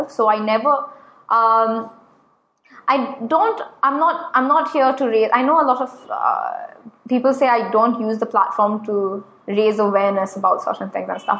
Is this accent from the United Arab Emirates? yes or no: yes; Abu Dhabi, United Arab Emirates; maybe it's because I was brought up in Abu Dhabi where you keep your opinions